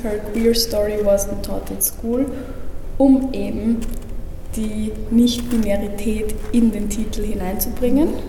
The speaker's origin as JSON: {"language": "German", "country": "Austria", "tie": "born or raised there", "said": "ich bin geboren und aufgewachsen in Österreich"}